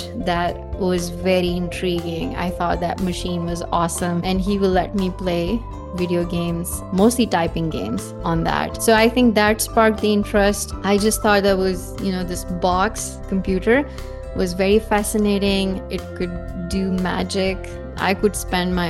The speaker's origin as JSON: {"language": "English", "country": "Pakistan", "tie": "born or raised there", "said": "I grew up in Pakistan. My mom was working in public health, so we moved around whenever she got transferred. I've lived in different cities in Pakistan."}